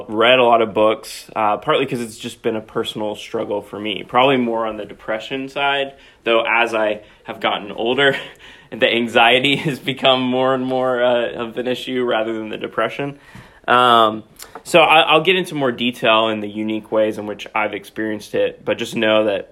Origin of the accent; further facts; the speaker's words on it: Knoxville, Tennessee, United States; moved away as an adult; also born or lived in Philadelphia, Pennsylvania; now in Indiana, Pennsylvania, United States; I'm originally from Knoxville, Tennessee